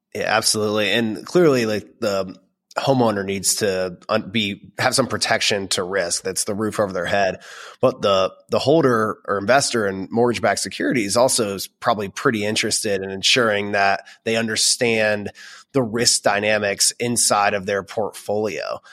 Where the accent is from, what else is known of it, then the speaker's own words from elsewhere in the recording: Florida, United States; now in Dallas, United States; I grew up in Florida